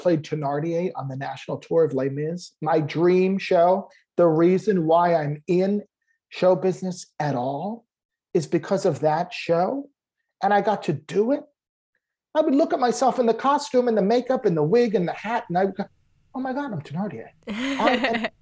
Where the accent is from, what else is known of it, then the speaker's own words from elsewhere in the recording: Lyndhurst, New Jersey, United States; I grew up in New Jersey, very close to New York, like in Lyndhurst, New Jersey